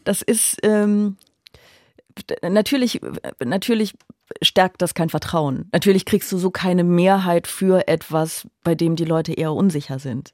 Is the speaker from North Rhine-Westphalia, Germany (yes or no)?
yes; Aachen, North Rhine-Westphalia, Germany; now in Berlin, Germany; Ich bin ja auch viel näher an meiner Heimat als normalerweise in Berlin, weil ich ja eigentlich aus Aachen komme